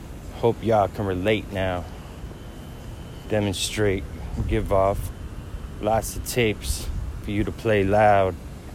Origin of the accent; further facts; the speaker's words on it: New York, United States; I'm from New York, bro.